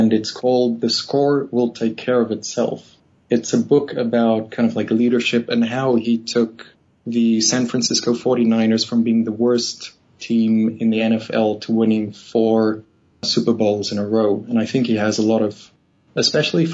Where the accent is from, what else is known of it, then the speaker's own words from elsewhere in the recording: Namibia; moved away as an adult; also born or lived in South Africa; now in Sweden; I'm actually Namibian. I was born in Namibia